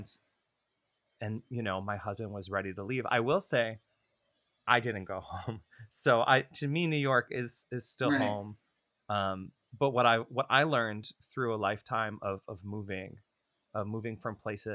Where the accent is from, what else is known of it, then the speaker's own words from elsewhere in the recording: Toronto, Ontario, Canada; moved away; I grew up in Toronto in an ultra-Orthodox family